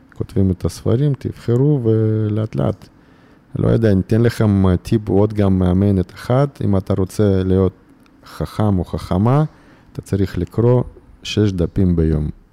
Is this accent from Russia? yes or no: yes; Irkutsk, Irkutsk Oblast, Russia; Hebrew is a second language; moved away as an adult; now in Israel; גדלתי באירקוצק